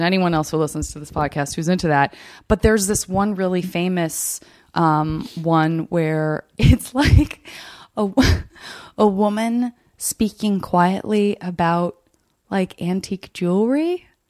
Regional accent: Arizona, United States; I'm from Arizona

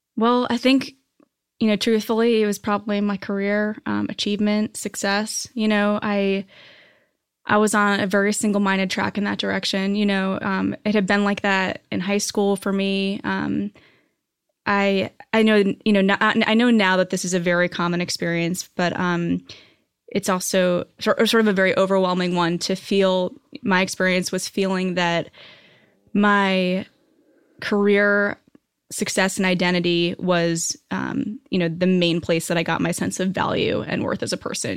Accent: New Hampshire, United States; moved away as an adult; also born or lived in New York; now in Los Angeles, United States; I grew up on the East Coast. Uh, I grew up in New Hampshire, and then I moved to New York after college

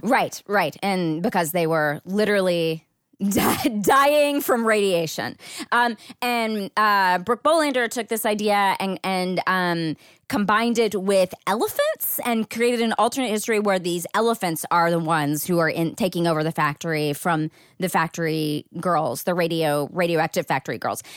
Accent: Marshall, Texas, United States; moved away; my hometown, which is a very small town in East Texas called Marshall.

